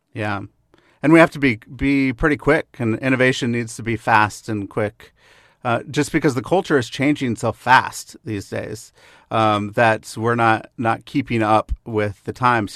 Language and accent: English; the Northwest, Pacific Northwest, United States; now in Kansas City, United States; when I grew up in the Northwest